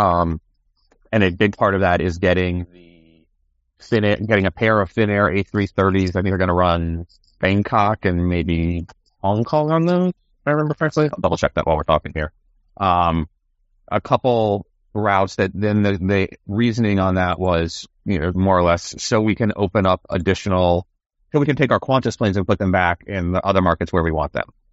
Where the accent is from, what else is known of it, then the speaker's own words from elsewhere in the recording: Gainesville, Florida, United States; I'm Gainesville.